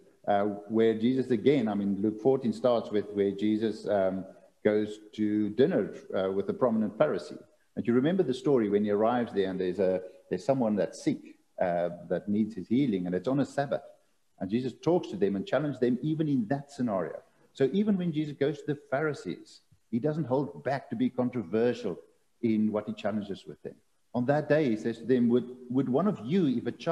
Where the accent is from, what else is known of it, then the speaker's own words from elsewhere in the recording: South Africa; as a South African